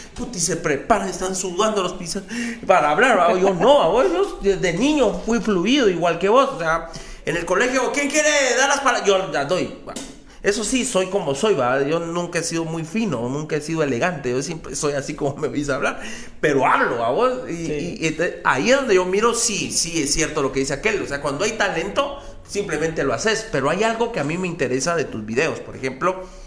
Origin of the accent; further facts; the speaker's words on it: Mixco, Guatemala Department, Guatemala; en un barrio como la zona 5 o como, como en el que yo crecí, en Misco